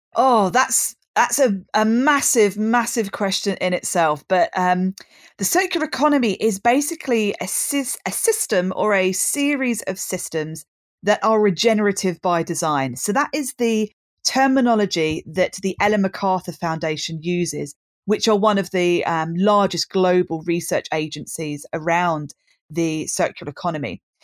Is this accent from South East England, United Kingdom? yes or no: yes; Brighton, South East England, United Kingdom; born and bred in Brighton, which is where I still am now